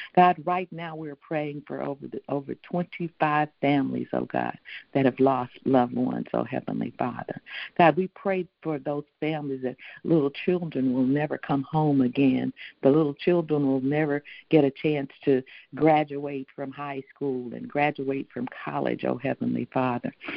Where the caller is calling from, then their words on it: Houston, Texas, United States; calling in from Houston, Texas